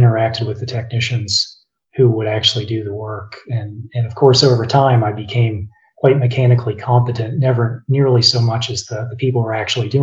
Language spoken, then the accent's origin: English; Blacksburg, Virginia, United States; I grew up in Blacksburg, Virginia